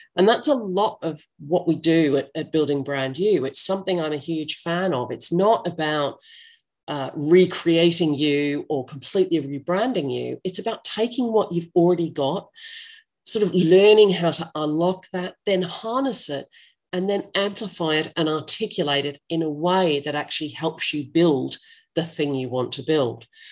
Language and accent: English; Australia; accent: Australian English; I'm not American, I'm Australian English